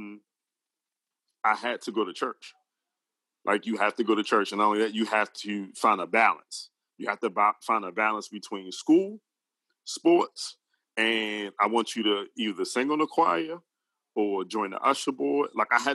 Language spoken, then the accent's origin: English; Baltimore, Maryland, United States; I was born and bred in Baltimore, Maryland, but I stayed and lived in a community called Emerson Village